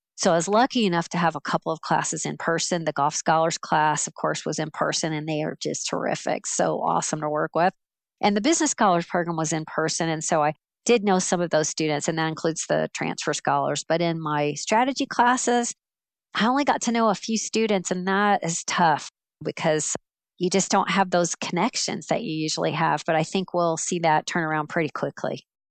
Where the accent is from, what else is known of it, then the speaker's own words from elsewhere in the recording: Central Florida, United States; moved away as an adult; also born or lived in Alabama; I grew up in Central Florida